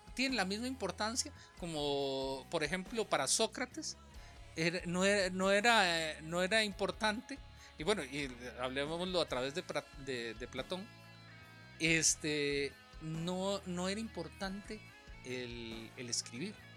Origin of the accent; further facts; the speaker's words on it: Alajuela, Costa Rica; accent: costarricense; en, Alajuela, si bien hablamos, eh, hablamos como nuestro acento bien costarricense, también tenemos partes del lenguaje que solo se utilizan en Alajuela.